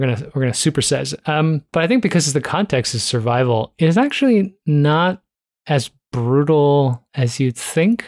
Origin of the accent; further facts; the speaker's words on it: Toronto, Ontario, Canada; I grew up in Toronto